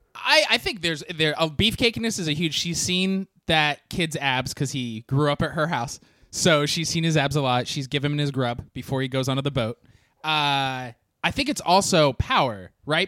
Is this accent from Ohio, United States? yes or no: no; Orange County, California, United States; growing up in Orange County.